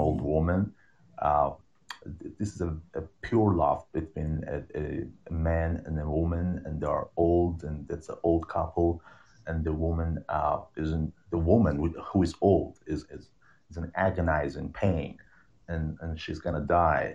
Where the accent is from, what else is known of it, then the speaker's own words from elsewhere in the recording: Iran; English is a second language; my country is Iran